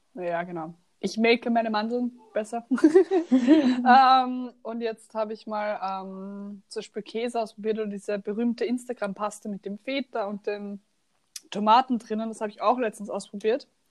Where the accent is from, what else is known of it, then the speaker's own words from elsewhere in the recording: Austria; accent: Austrian; ich kann keinen Dialekt, ich rede nur Österreichisch